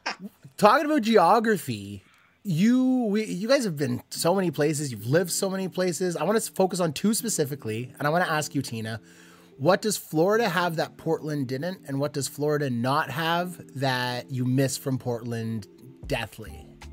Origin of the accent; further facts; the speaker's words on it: Canada; I'm from Canada, but I'm lucky enough to work for a large American company whose headquarters is in Cupertino